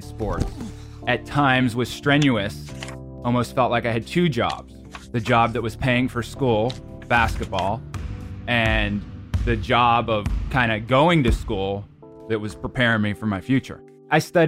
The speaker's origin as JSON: {"language": "English", "town": "Pittsburgh", "region": "Pennsylvania", "country": "United States", "tie": "born or raised there", "moved": "as an adult", "said": "I kind of moved out of my hometown of Pittsburgh"}